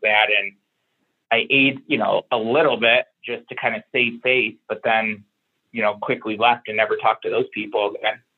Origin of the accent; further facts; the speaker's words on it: Syracuse, New York, United States; moved away; also born or lived in Buffalo, New York; I'm from Syracuse, New York